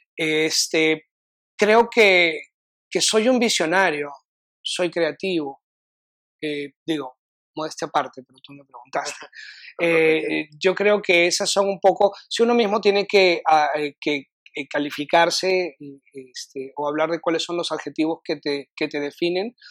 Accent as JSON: {"language": "Spanish", "region": "Lima", "country": "Peru", "moved": "as an adult", "lives_now": "Austin, United States", "said": "Cuando yo vine a Austin, eh, vine un poquito por porque salí corriendo de Perú por temas personales"}